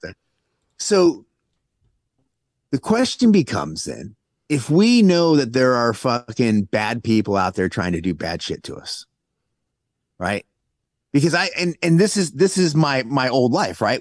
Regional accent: California, United States; there are a bunch of people I grew up with in California

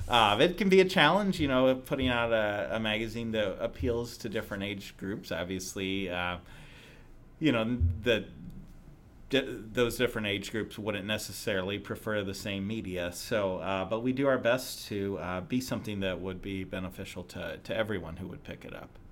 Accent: Southern Illinois near Saint Louis, United States; moved away as an adult; also born or lived in Chicago area; now in Indianapolis, United States; I grew up in Southern Illinois near Saint Louis

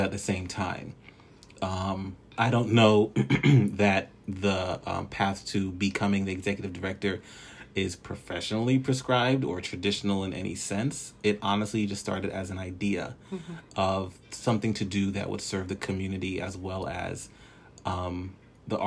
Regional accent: Newark, New Jersey, United States; also born or lived in Trinidad and Tobago; now in Virginia, United States; I am originally from Newark, New Jersey. Bloodline belongs to Trinidad and Tobago.

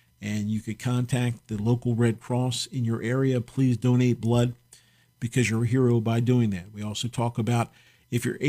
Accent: United States; I'm proud as an American

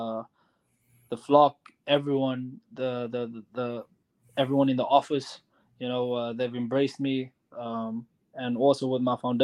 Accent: Cape Town, Western Cape, South Africa; now in Madison, United States; I host a soccer tournament in Cape Town, South Africa, in my hometown where I grew up

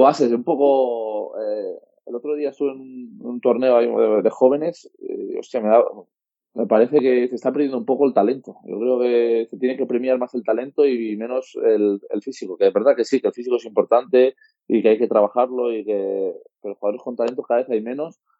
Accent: Andorra; also born or lived in Spain; La verdad es que soy español, pero nací en Andorra

